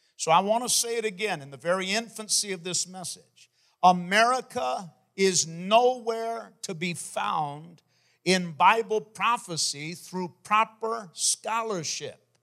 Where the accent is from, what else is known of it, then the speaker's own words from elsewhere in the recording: Maine, United States; my home state, the state of Maine